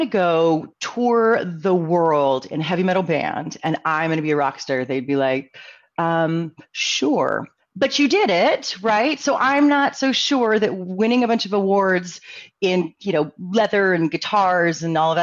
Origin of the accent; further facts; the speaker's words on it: San Diego, California, United States; born and raised in San Diego